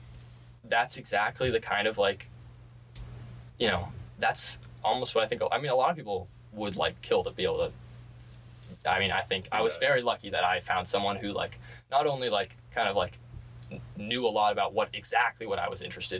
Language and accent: English; San Francisco, California, United States; moved away as an adult; I'm from San Francisco.